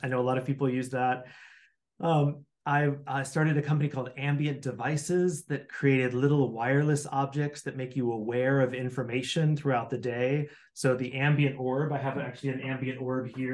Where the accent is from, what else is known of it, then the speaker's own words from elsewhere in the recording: Midwest, United States; I grew up in the Midwest